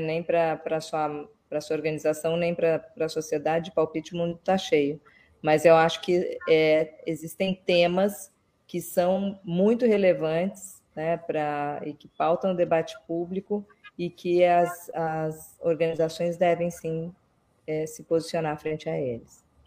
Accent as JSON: {"language": "Portuguese", "town": "Belo Horizonte", "region": "Minas Gerais", "country": "Brazil", "tie": "born or raised there", "moved": "yes", "said": "eu sou, eu cresci, estudei em Belo Horizonte"}